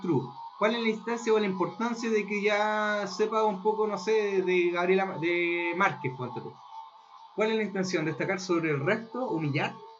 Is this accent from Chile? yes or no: yes; Chile; also born or lived in northern Chile; a mí y a mi otro amigo chileno nos daba vergüenza nuestra cultura